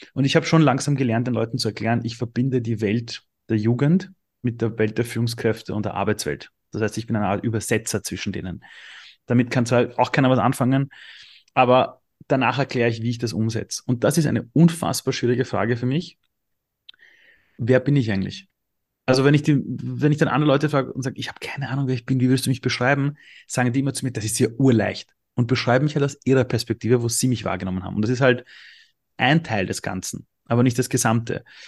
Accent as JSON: {"language": "German", "country": "Austria", "tie": "born or raised there", "also_born_or_lived": "Iran", "said": "ich bin im Flüchtlingsheim aufgewachsen, es hätte richtig schief gehen können. Gott sei Dank sind wir nach Österreich geflohen"}